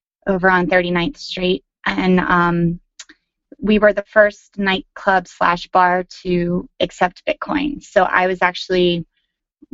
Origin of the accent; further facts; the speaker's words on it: York, Pennsylvania, United States; now in New York, United States; I'm originally from York, Pennsylvania, but have lived in New York for 13 years